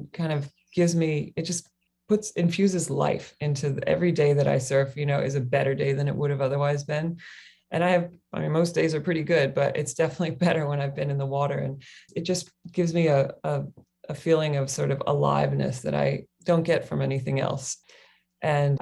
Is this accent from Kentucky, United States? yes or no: yes; Kentucky, United States; moved away as an adult; also born or lived in Australia; now in Hawaii, United States; I grew up in Kentucky on the mainland.